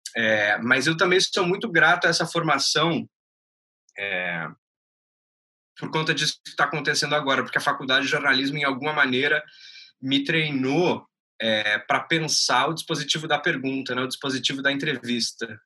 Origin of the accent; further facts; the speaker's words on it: Porto Alegre, Rio Grande do Sul, Brazil; moved away as an adult; now in Rio de Janeiro, Brazil; sou gaúcho, nascido em Porto Alegre em 1990, moro já há quase seis anos no Rio de Janeiro